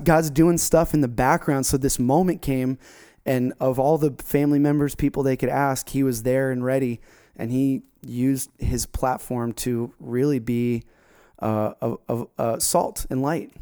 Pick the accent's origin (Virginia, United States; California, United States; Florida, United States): Florida, United States; South; We grew up together down in South Florida